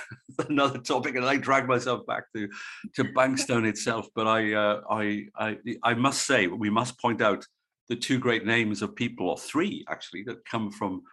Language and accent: English; Wales, United Kingdom; In the Wales where I'm from